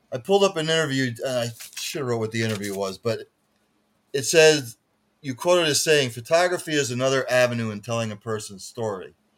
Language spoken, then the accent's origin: English; Palmerton, Pennsylvania, United States; moved away; I grew up in a little town called Palmerton, Pennsylvania